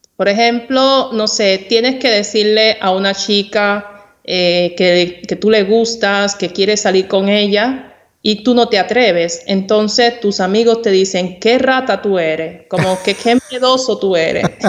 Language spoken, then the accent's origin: Spanish; Santiago de Cuba, Cuba; Santiago de Cuba, que es mi provincia natal